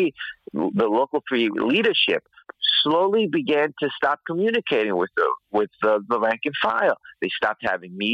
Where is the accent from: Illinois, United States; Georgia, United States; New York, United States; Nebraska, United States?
New York, United States; New York City; I'm from Queens, New York